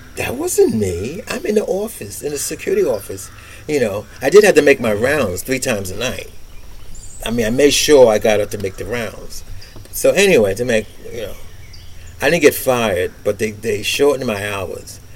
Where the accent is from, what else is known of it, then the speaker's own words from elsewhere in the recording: New York City, New York, United States; I was born and raised in Brooklyn, Bedford